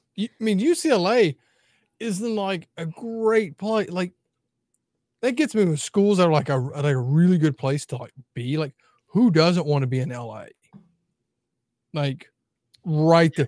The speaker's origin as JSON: {"language": "English", "region": "Mississippi", "country": "United States", "tie": "born or raised there", "said": "growing up in Mississippi"}